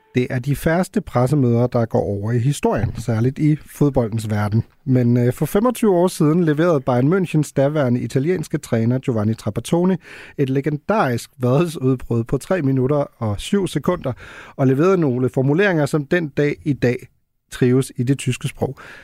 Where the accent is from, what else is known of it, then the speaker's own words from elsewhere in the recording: Germany; now in Denmark; en, der er født og opvokset i Tyskland